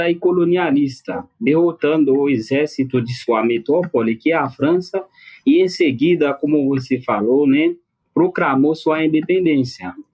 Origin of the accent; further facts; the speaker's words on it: Haiti; Portuguese is a second language; eu acredito, como haitiano, né